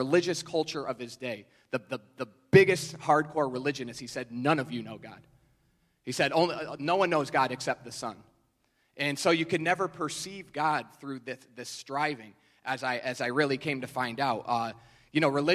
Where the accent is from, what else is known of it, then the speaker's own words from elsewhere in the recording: New York, United States; I'm from New York